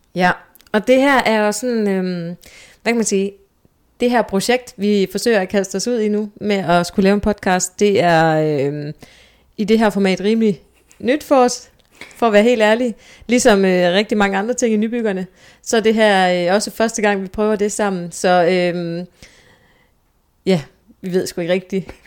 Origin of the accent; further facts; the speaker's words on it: Skørping, North Denmark Region, Denmark; moved away as an adult; also born or lived in Aalborg; now in Copenhagen, Denmark; jeg er født i Nordjylland. Øhm, lige uden for Aalborg og har boet i det meste af, af, af min barndom og ungdomsliv i en lille by, der hedder Skørping.